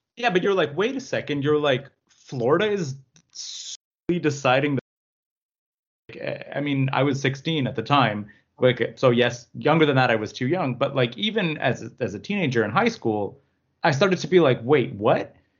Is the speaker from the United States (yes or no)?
no; Canada; as a Canadian